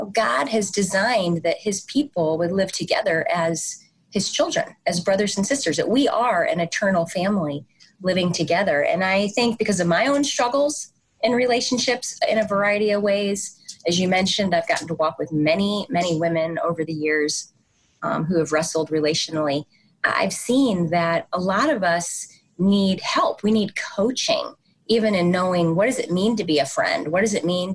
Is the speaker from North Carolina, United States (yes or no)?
no; St. Louis, Missouri, United States; moved away; also born or lived in East Coast; I'm a Midwesterner transplanted to the East Coast. I grew up in St. Louis, Missouri